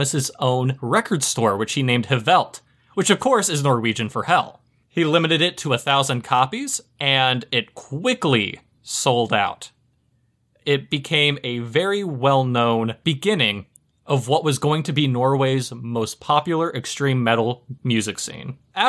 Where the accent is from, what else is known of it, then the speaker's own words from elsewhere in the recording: England, United Kingdom; It also helps because I'm English